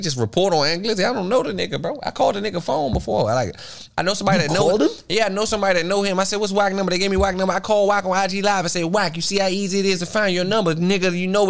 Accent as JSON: {"language": "English", "town": "Washington", "region": "District of Columbia", "country": "United States", "said": "I'm from Washington, D.C."}